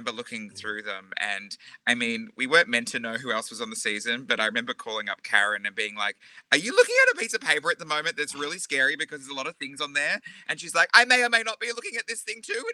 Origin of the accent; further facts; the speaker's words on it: Mornington Peninsula / Geelong, Victoria, Australia; also born or lived in Rosebud / Frankston; now in Geelong, Australia; I was born on the other side of the bay, so I was out Mornington, Rosebud, Frankston area, but then moved around the other side, and I've been here ever since.